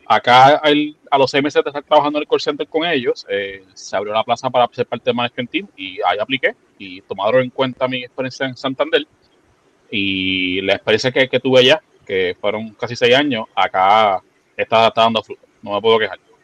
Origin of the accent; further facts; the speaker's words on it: San Juan, Puerto Rico; soy, nacido y criado en Santurce